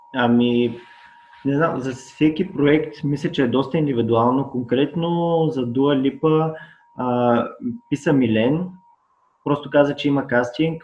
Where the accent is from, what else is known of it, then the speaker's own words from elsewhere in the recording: Burgas, Burgas Province, Bulgaria; now in Sofia, Bulgaria; аз съм от Бургас